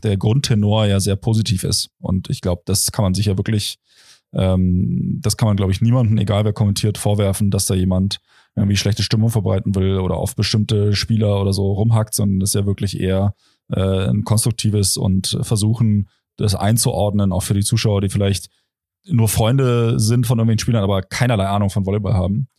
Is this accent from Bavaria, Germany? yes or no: no; Potsdam, Brandenburg, Germany; moved away; ich komme aus Brandenburg